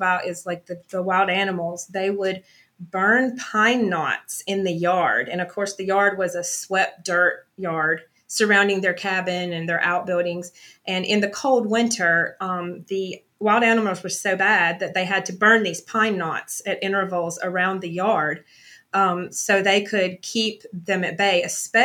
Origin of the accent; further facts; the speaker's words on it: Jackson County, Georgia, United States; when I grew up here in Jackson County